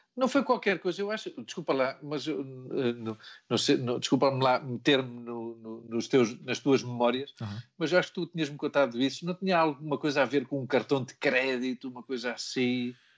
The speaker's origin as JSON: {"language": "Portuguese", "region": "Lisbon", "country": "Portugal", "tie": "born or raised there", "also_born_or_lived": "Portela", "moved": "as an adult", "said": "eu sou de São Vicente Fora, não é? Uhum. Mas os meus pais depois compraram uma casa na Portela. Mas eu nunca mudei de escola, continuei a ir ao Gil Vicente, depois ao Passo Manuel."}